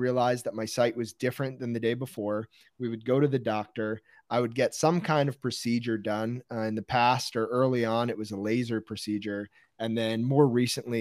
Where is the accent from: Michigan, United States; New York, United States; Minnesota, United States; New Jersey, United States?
New Jersey, United States; Westfield; I grew up in Westfield, New Jersey, which is kind of in the middle of the state